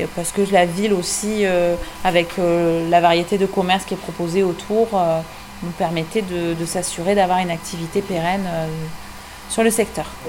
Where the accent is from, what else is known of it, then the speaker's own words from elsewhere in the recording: Artix, Nouvelle-Aquitaine, France; on est d'Artix.